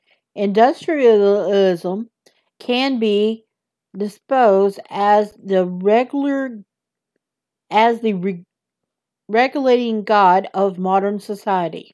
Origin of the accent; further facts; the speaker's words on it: the South, United States; accent: southern; my southern accent